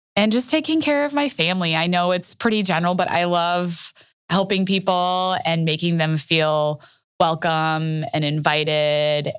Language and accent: English; Wauwatosa, Wisconsin, United States; also born or lived in Minneapolis, Minnesota; I am a Wauwatosa native, Wauwatosa, Wisconsin